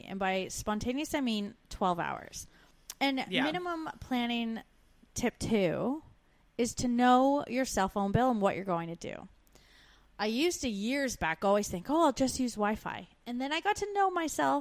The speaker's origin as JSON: {"language": "English", "town": "Waterloo", "region": "Ontario", "country": "Canada", "moved": "as an adult", "said": "I was from Waterloo. I was in Waterloo"}